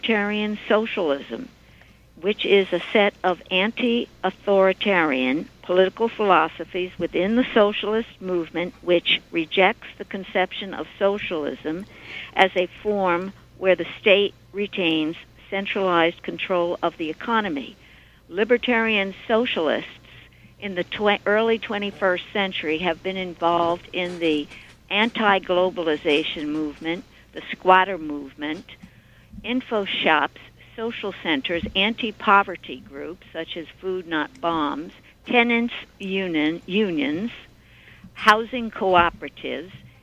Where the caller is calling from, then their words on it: Brookhaven, New York, United States; I'm calling from Suffolk County, the town of Brookhaven.